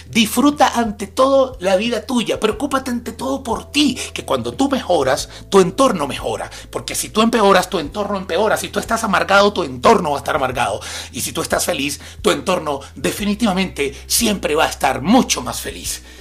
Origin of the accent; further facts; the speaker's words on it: Maracay, Aragua, Venezuela; de San José, Maracay, mi feria, allá en mi ciudad